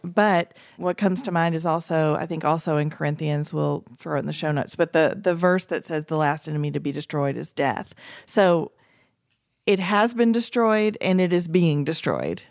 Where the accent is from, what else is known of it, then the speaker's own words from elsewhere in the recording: East Tennessee, United States; I grew up in East Tennessee